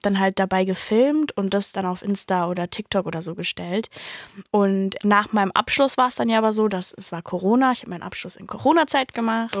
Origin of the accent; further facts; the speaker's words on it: Mannheim, Baden-Württemberg, Germany; ich komme ja aus Mannheim